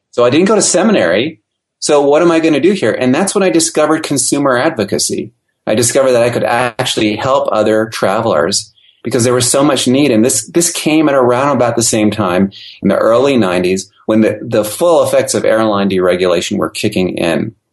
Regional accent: Austria; also born or lived in Germany; I grew up overseas. I grew up in Europe, Austria, and Germany. Uh, my parents were in the ministry, so we moved a lot.

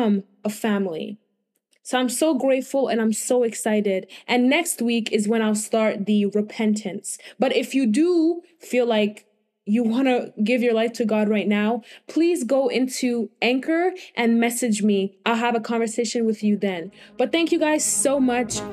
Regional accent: Benin City, Edo, Nigeria; I am from Nigeria. I was born in Nigeria, Benin

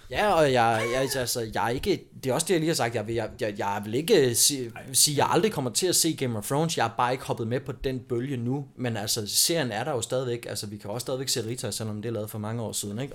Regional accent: Vejen, Southern Denmark, Denmark; moved away; also born or lived in Aarhus; min gamle hjemby i Vejen, hvor jeg voksede op

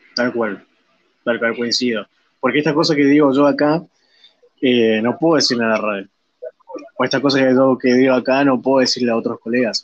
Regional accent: Argentina; nosotros como, argentinos

